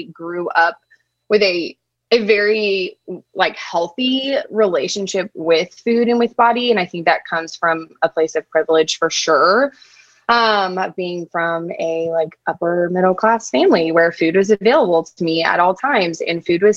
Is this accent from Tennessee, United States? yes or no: yes; Nashville, Tennessee, United States; now in Memphis, United States; I am from Nashville, grew up there, lived there for like 20 years